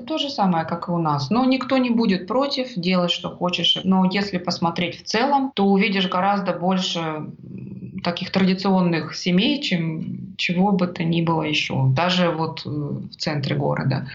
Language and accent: Russian; Russia; moved away as an adult; now in Australia; я из России, у нас так принято говорить.